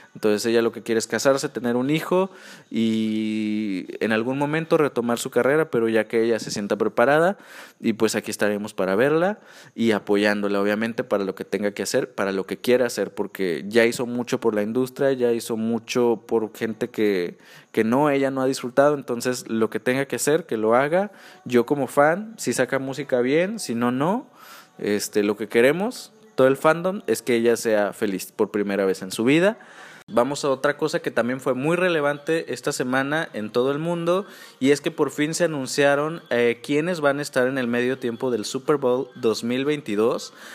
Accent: near Acapulco, Guerrero, Mexico; Acapulco Guerrero, muy cerca de donde yo soy, donde yo crecí

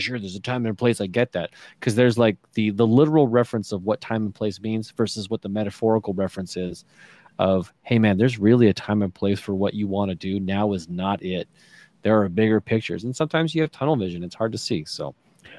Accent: small town Alberta, Canada; I'm small town.

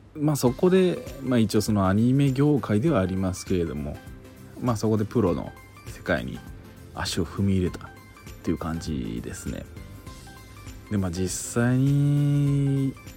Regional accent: Kansai, Japan; moved away as an adult; now in Tokyo, Japan; 関西出身なんですけれども、まあ、東京に出てきて

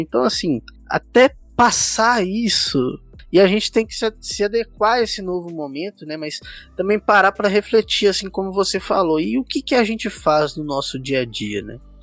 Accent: São Paulo, Brazil; now in Belo Horizonte, Brazil; eu sou de São Paulo, mas moro aqui em Belo Horizonte

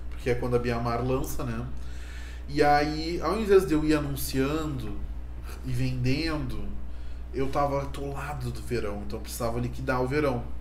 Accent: São Paulo, Brazil; born there; E eu olhei pra cima e disse assim, claro que sou, nasci em São Paulo.

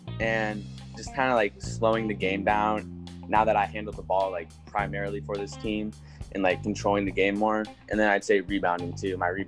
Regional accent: Platteview, Nebraska, United States; I grew up going to the Platteview community schools and all like that. I went to the middle school, Platteview Middle School

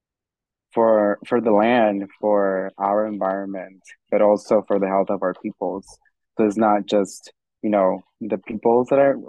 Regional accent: Irvington, New Jersey, United States; I'm from Irvington

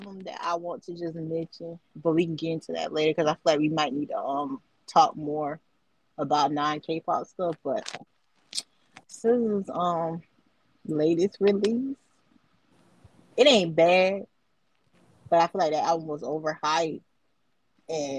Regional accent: United States; I'm American and I'm country

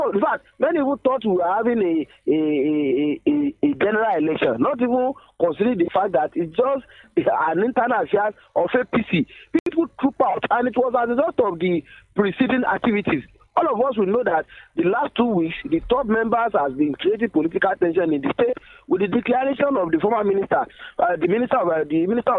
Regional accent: Osun, Nigeria; As I'm talking to you, I came from Ward 9 in Ile, Borikwe local government.

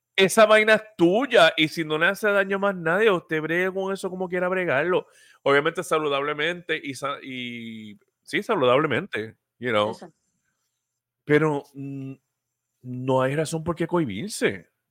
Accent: Puerto Rico; somos puertorriqueños

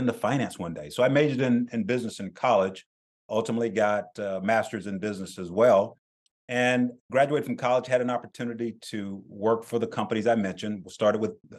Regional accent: South Carolina, United States; I grew up very poor in South Carolina

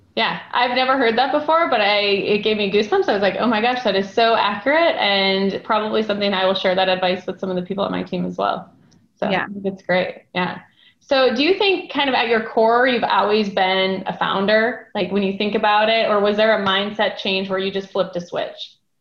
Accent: North Dakota, United States

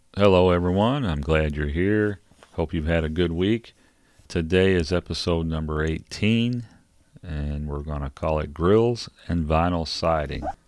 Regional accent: Kentucky, United States; I'm from Kentucky

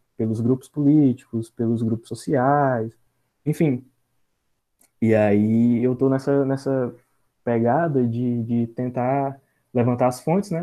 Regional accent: Senador Pompeu, Ceará, Brazil; sou aqui da cidade de Senador Pompeu

